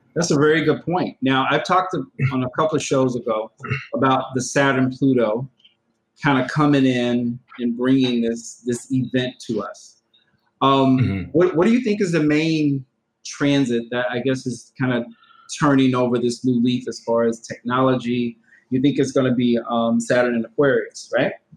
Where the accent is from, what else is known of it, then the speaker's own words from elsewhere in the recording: Georgia, United States; my home state. The state of Georgia